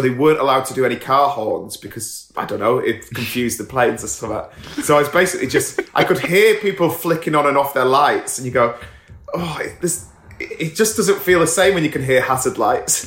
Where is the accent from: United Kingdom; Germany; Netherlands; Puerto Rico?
United Kingdom; England